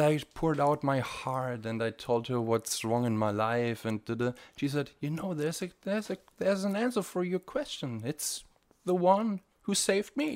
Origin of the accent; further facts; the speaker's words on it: Bavaria, Germany; moved away as an adult; also born or lived in East Germany; now in Tiberias, Israel; I grew up in, uh, Bavaria